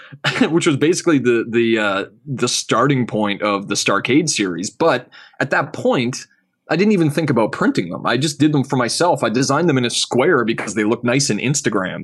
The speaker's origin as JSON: {"language": "English", "country": "Canada", "said": "being a Canadian, you know, like, from up here"}